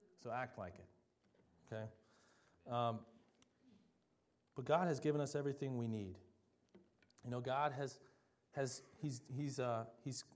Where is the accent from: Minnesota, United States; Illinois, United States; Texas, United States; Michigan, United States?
Minnesota, United States; Delano; also born or lived in Champlin Park, Minnesota; when we moved from Champlin Park to Delano, Minnesota, the land was like a desert